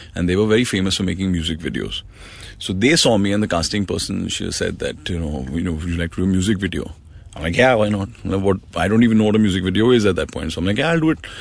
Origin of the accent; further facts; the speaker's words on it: Mumbai, Maharashtra, India; I grew up in Mumbai. I'm born and raised here.